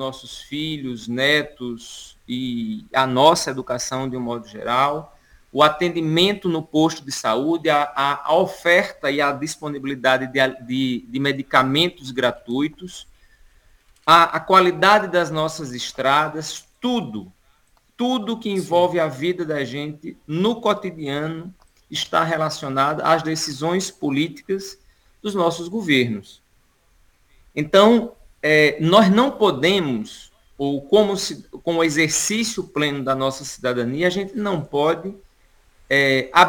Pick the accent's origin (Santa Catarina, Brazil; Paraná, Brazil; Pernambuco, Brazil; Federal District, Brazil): Pernambuco, Brazil; sou aqui do Sertão do Pajeú, né? Eu estou falando neste momento literalmente do Sertão do Pajeú.